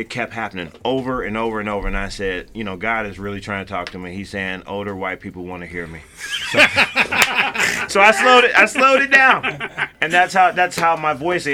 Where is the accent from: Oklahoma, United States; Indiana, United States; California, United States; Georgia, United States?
Indiana, United States; now in Las Vegas, United States; I'm originally from Indiana